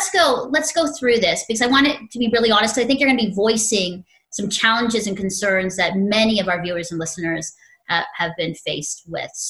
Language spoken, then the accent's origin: English; Philippines; for, for me as a Filipino and just culturally, when I meet even a Filipino on the street, it's big smiles.